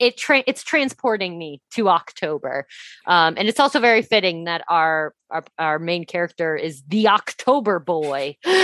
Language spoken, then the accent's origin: English; Midwest, United States; because I grew up in the Midwest, was around tornadoes a lot.